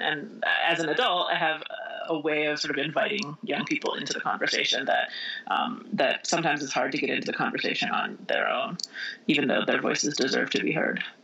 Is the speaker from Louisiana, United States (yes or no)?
no; Indiana, United States; also born or lived in Michigan / New York City; now in Vermont, United States; I grew up in Indiana, but I was born in Michigan